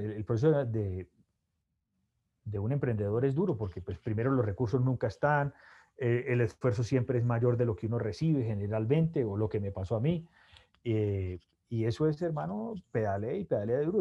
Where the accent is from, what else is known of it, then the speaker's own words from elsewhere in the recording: Cali, Valle del Cauca, Colombia; also born or lived in Bogotá; soy de Cali, eh, mi papá se llama Alfredo, mi mamá Isabelita